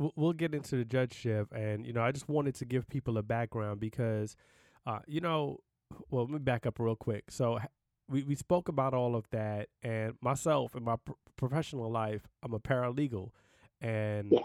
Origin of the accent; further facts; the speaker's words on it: New York City, New York, United States; I'm from Brooklyn, New York